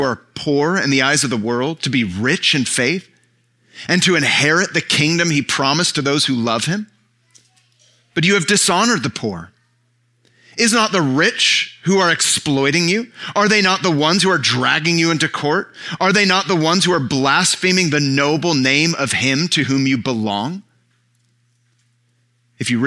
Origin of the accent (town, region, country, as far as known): San Francisco Bay Area, California, United States; born or raised there; moved away